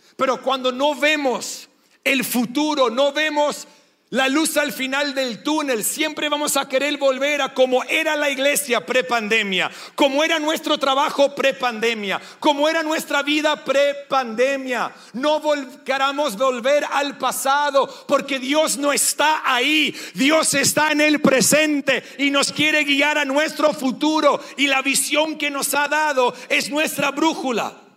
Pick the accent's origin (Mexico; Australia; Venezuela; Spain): Australia; first language English; Spanish is a second language; moved away as an adult; also born or lived in Sydney, Australia; now in Argentina; el inglés es nuestro primer idioma. Sé que se dan cuenta que soy australiano